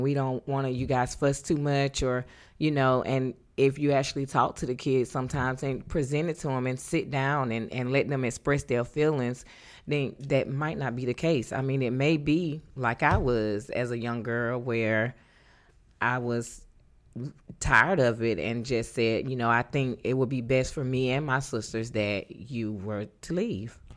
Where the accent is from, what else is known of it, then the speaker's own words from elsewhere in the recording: North Carolina, United States; moved away as an adult; born and raised in North Carolina